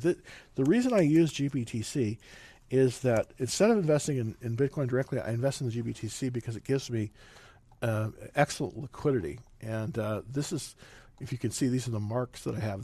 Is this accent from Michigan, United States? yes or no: no; Salinas, California, United States; moved away; I'm originally from California, and uh, it's um, let's see, um, that's where they have real farmers in Salinas